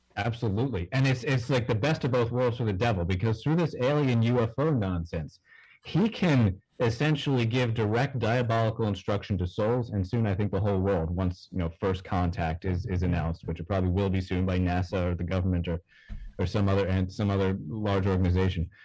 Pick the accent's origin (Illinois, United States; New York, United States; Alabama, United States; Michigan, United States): New York, United States; I'm a knucklehead from New York.